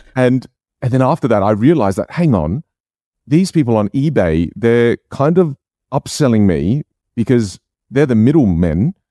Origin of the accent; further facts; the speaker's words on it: Australia; first language Chinese dialect (Jiu); English is a second language; I grew up in Australia. I was born here.